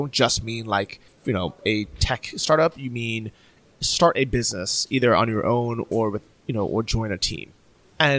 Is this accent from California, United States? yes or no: yes; San Francisco, California, United States; moved away as an adult; also born or lived in Orange County, California / Berlin, Germany; I moved from San Francisco down to Orange County